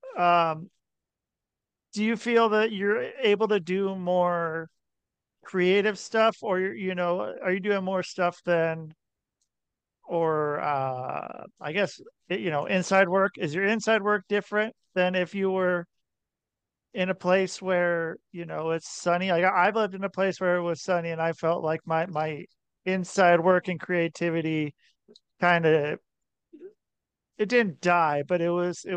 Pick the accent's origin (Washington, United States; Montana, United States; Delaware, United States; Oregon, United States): Oregon, United States; near Portland; I grew up in near Portland, Oregon